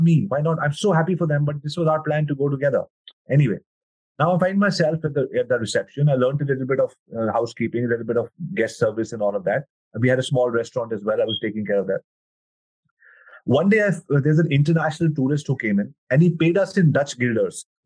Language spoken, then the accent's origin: English; New Delhi, Delhi, India; born and brought up in New Delhi, India